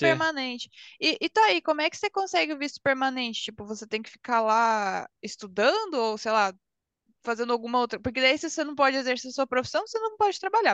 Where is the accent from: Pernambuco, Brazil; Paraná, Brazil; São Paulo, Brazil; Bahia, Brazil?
Paraná, Brazil; now in Germany; Eu, eu sou do Paraná